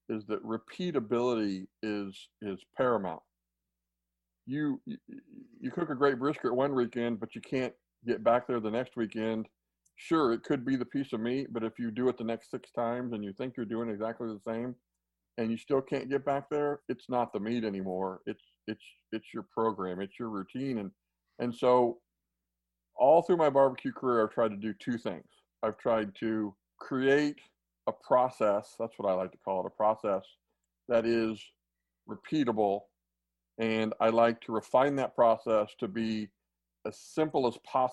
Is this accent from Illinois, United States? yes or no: no; Central Kansas, United States; I grew up in Central Kansas